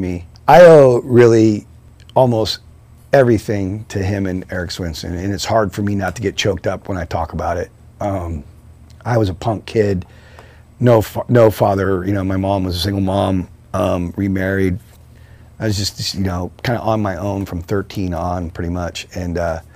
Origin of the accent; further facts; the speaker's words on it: San Francisco, California, United States; I grew up in San Francisco, I got moved to the suburbs, but I was always back in the city